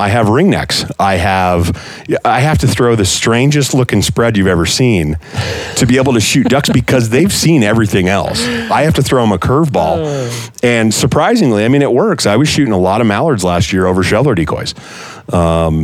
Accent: Montana, United States; now in Arizona, United States; I grew up in Montana

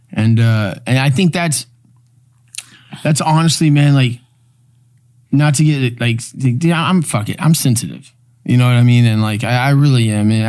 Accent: Houston, Texas, United States; we grew up in Houston. Like me and him, we grew up a uh, block away.

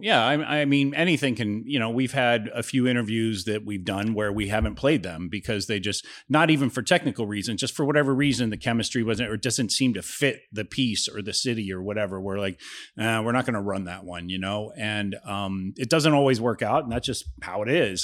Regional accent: Ohio, United States; also born or lived in California; now in Florida, United States; I'm from Ohio. It's literally across the border from Cincinnati.

